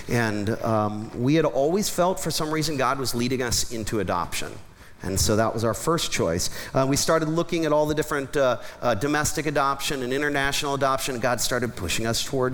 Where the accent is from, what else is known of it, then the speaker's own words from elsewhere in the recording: Columbus, Ohio, United States; I grew up in Columbus, Ohio